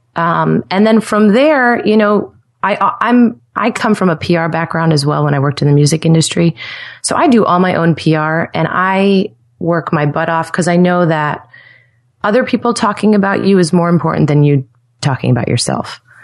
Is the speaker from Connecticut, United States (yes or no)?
yes; Stamford, Connecticut, United States; also born or lived in New York City; now in Nashville, United States; I'm from Stamford, Connecticut originally